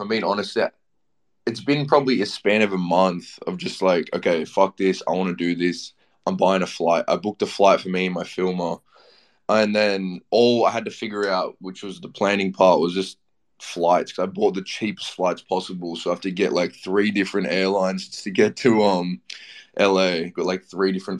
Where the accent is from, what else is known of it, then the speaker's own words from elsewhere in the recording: Australia; I'm from Australia